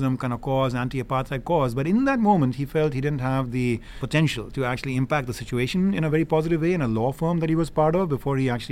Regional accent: India; moved away as an adult; now in United States; I grew up in India. I am blessed to have lived the last, 30-odd years here in the United States

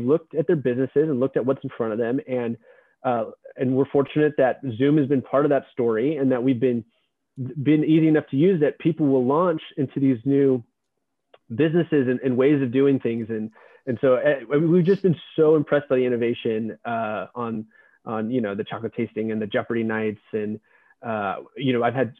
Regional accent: Texas, United States; moved away; also born or lived in San Francisco; I grew up in Texas

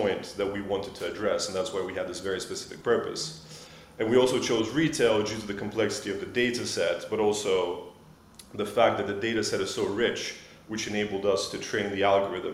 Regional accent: Switzerland; moved away as an adult; now in London, United Kingdom; I grew up in Switzerland. I moved out to London to start my career

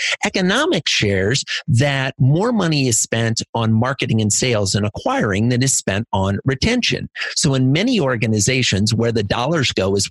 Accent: Iowa, United States; I grew up in Iowa in a little farming community

